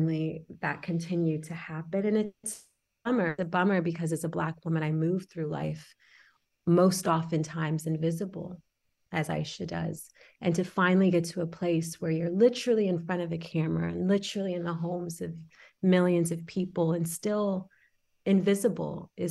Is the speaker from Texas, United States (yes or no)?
yes; Houston, Texas, United States; also born or lived in Senegal; I am from Senegal. I was born there and we moved to Houston when I was 6